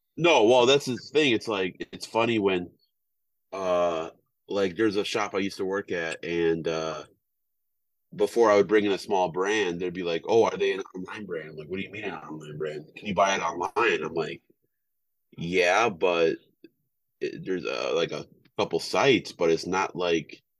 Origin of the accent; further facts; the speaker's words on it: Wisconsin, United States; moved away; I'm from Wisconsin.